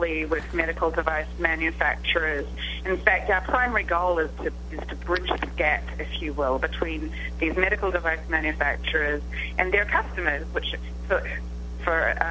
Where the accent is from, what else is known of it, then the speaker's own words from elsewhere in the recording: New Zealand; moved away; You can probably tell from my accent. I come from a small country called New Zealand. Here I am on the other side of the world